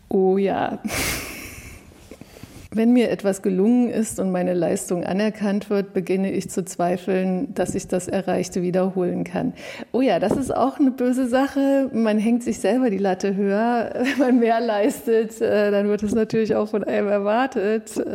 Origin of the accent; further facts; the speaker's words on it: East Germany, Germany; Also ich bin im Osten aufgewachsen und habe äh, in dem Wendejahr 89, 90 Abitur gemacht und wollte zu DDR-Zeiten eigentlich Naturwissenschaften studieren